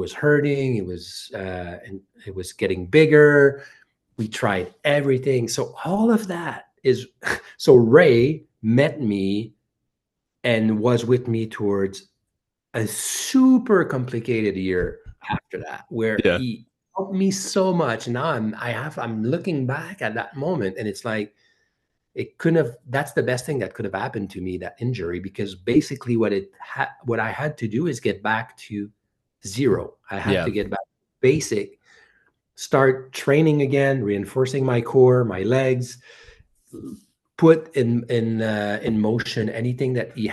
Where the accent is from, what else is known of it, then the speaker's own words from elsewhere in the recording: Bromont, Quebec, Canada; I'm from Bromont